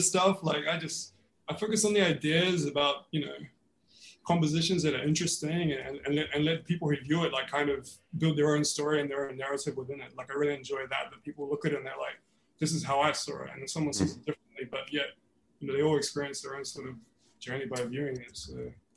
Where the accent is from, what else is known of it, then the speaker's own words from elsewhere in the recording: New Zealand; now in Melbourne, Australia; growing up in New Zealand was was exactly that. Like everybody played rugby